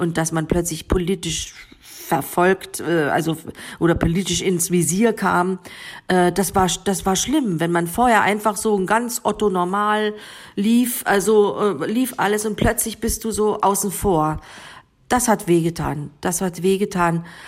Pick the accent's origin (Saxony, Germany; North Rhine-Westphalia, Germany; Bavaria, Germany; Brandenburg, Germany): Saxony, Germany; Bautzen; first language Sorbian; German is a second language; moved away as an adult; also born or lived in Berlin / Northern Germany; eine Heimatgefühle sind dann eher unten im, in, in Sachsen, in Bautzen, ja. wo, ich, wo ich herkomme